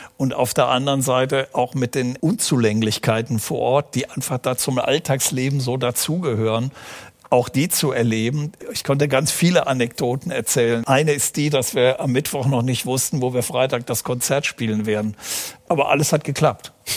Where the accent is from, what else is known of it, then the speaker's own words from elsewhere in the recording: Aachen, North Rhine-Westphalia, Germany; Ich bin ja äh, in Aachen geboren